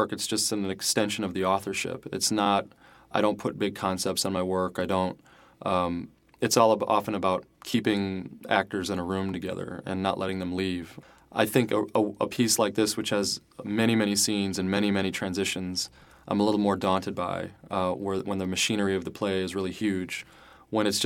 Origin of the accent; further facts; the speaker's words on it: Joliet, Illinois, United States; moved away as an adult; also born or lived in Chicago, Illinois / Wisconsin / Iowa; now in New York, United States; I was born in Chicago, and then I spent most of my youth in Joliet, Illinois, which is about 35 minutes south